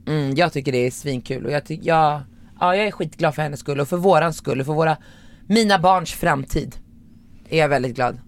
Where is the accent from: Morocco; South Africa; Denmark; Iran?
Morocco; now in Sweden; jag är från Marocko